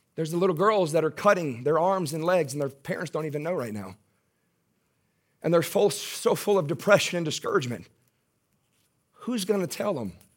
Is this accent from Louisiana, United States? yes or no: yes; Baton Rouge, Louisiana, United States; accent: Southern; I am from Baton Rouge. That's my hometown, born and raised in Baton Rouge.